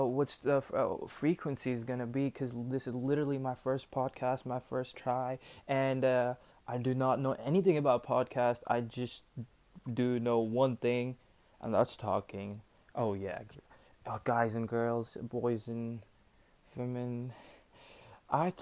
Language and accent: English; New Delhi, Delhi, India; I'm from India, New Delhi